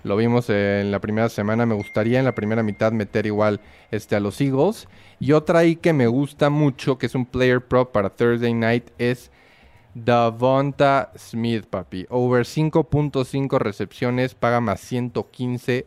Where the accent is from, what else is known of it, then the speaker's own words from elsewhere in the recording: Querétaro, Mexico; Soy de Querétaro